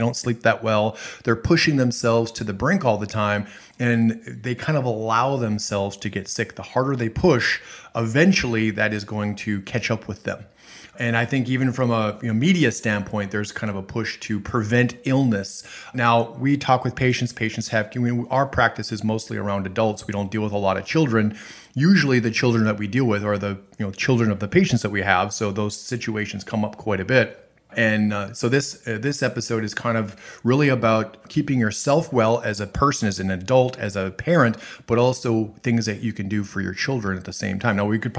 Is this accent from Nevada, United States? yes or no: no; Minnesota, United States; And I'm originally from the Midwest, Minnesota